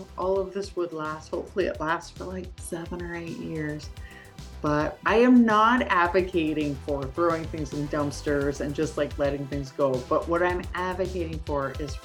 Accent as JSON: {"language": "English", "country": "Canada", "said": "as a Canadian, I say penalty box"}